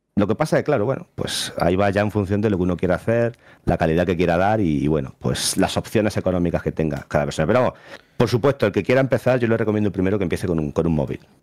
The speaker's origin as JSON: {"language": "Spanish", "town": "Jaén", "region": "Andalusia", "country": "Spain", "said": "soy de Jaén"}